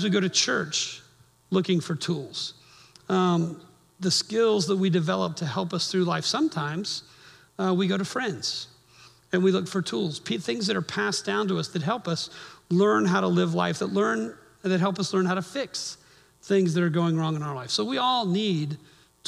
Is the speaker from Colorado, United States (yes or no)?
no; Miami, Florida, United States; moved away; I grew up in Miami